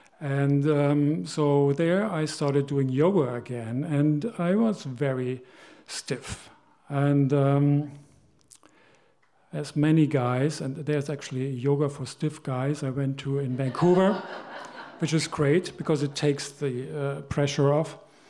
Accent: Germany; I grew up in Germany, and she grew up here.

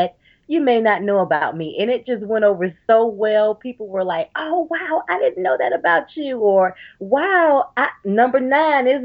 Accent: Georgia, United States; now in North Carolina, United States; I'm originally from Georgia, but now I live in North Carolina.

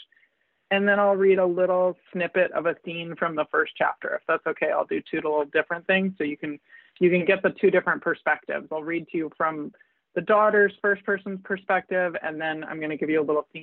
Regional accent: Southern California, United States; when I was a teenager, 1993, growing up in Southern California

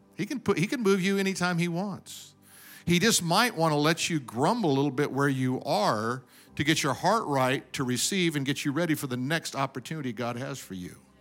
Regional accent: Denver, Colorado, United States; now in California, United States; I was born in Denver, grew up in snow.

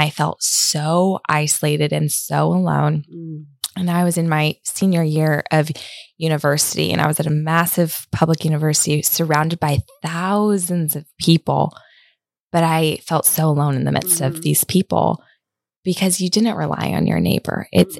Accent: Los Angeles, California, United States; now in Redding, United States; I grew up in Los Angeles.

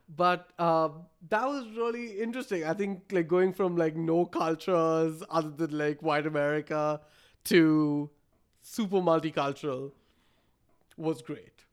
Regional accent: Bangalore, Karnataka, India; moved away as an adult; also born or lived in Minnesota, United States; now in Fargo, United States; I was born in Bangalore, India

